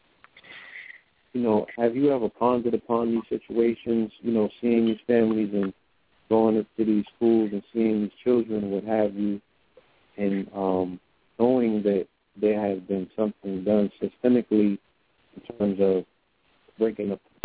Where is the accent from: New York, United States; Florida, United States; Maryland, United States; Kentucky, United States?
New York, United States; also born or lived in California; we are from New York.